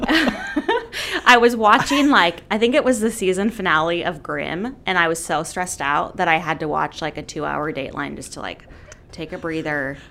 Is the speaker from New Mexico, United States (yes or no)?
no; Gresham, Oregon, United States; also born or lived in Redmond, Washington / Auburn, Washington / Portland, Oregon; we moved to Gresham, and my parents are still in the same house. Um, and grew up at Good Shepherd, and then um, I graduated from Barlow.